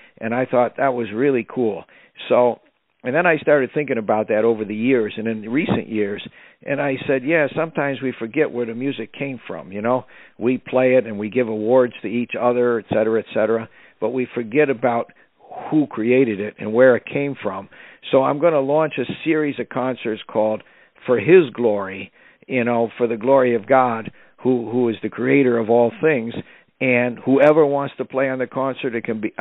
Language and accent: English; Irondequoit, New York, United States; also born or lived in Rochester, New York; grew up in the town of East Irondequoit, where I went to high school